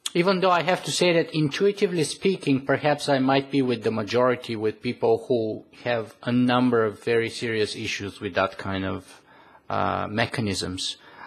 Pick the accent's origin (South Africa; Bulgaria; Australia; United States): Bulgaria; moved away; I come originally from Bulgaria